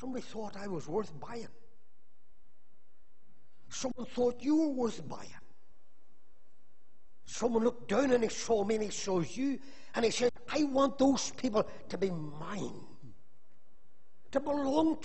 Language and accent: English; Magherafelt, Northern Ireland, United Kingdom; Whenever I was a wee boy, growing up in Macclesfield